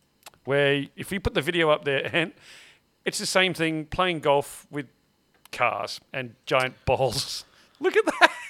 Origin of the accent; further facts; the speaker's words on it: Salisbury, South Australia, Australia; I grew up in Salisbury.